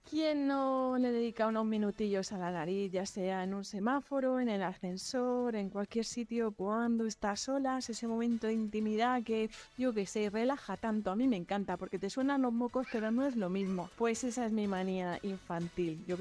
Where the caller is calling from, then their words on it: Terrassa, Catalonia, Spain; de Tarrasa.